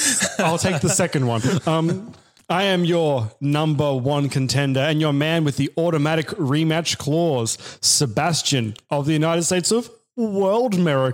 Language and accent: English; Australia; As an Australian citizen myself